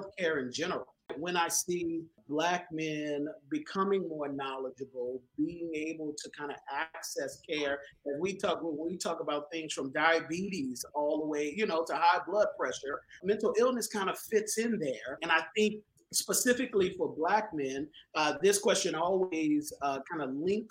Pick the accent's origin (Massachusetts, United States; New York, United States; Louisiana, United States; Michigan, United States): Louisiana, United States; New Orleans; I was born and raised in New Orleans